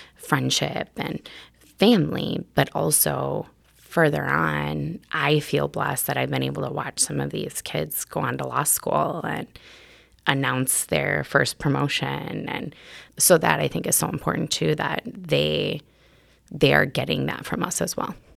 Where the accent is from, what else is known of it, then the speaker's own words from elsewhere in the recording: Milwaukee, Wisconsin, United States; also born or lived in Seattle; I grew up actually on the north side of Milwaukee